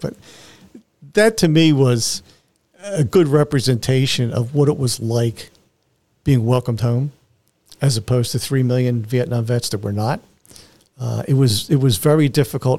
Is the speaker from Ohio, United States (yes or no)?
no; Philadelphia, Pennsylvania, United States; I grew up in Philly, so I was used to heat and humidity